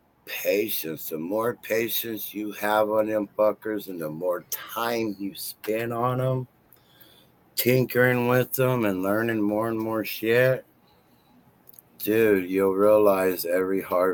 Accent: Turlock, California, United States; I'm from Turlock, bro. That's been my town since 1981.

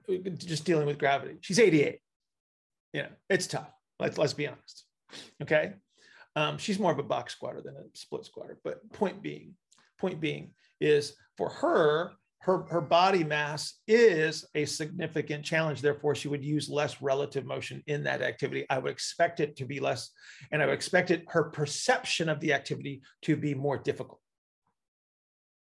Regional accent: United States; I'm an American

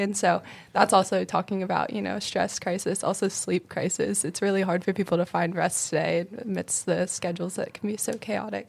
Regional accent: Ohio, United States; moved away as an adult; now in South Carolina, United States; I'm from Ohio, and so now I go to school in South Carolina

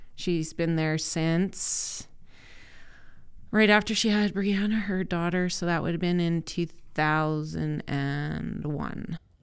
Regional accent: Saskatoon, Saskatchewan, Canada; I grew up in Saskatoon, born and raised.

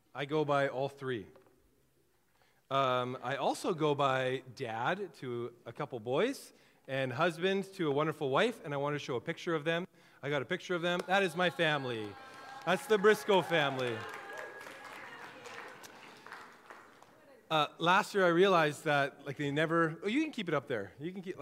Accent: Kelowna, British Columbia, Canada; also born or lived in Trail, British Columbia; I was born in Kelowna, was primarily raised in the Okanagan

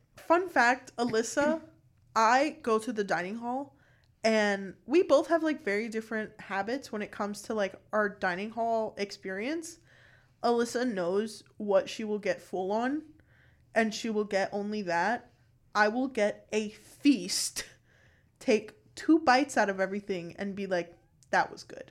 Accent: Miami, Florida, United States; I'm also from Miami. We're both from South Florida.

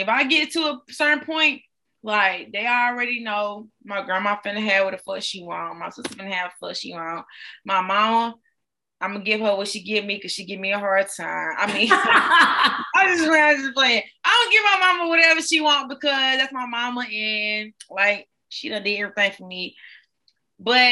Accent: Greenville, South Carolina, United States; I'm from Greenville, South Carolina.

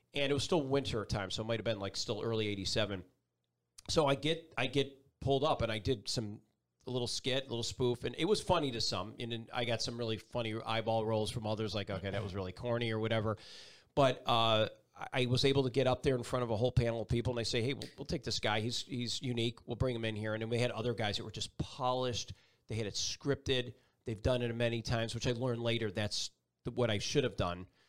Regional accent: Buffalo, New York, United States; moved away as an adult; also born or lived in Binghamton, New York / North Carolina; Buffalo, New York, my hometown

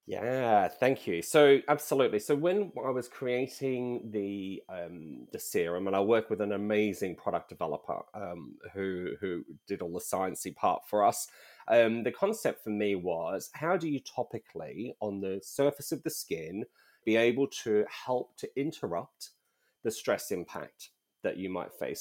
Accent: Australia; moved away as an adult; also born or lived in United Kingdom; I'm originally from Australia, so not Nordic in any way

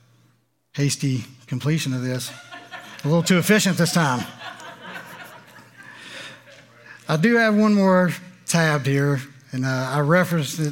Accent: Louisiana, United States; I'm from Louisiana

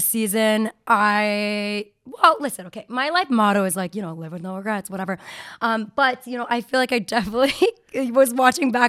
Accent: Canada; We're Canadian

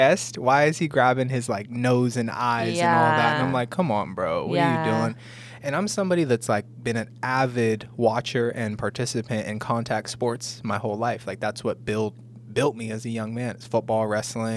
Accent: Southern California, United States; me growing up in Southern California

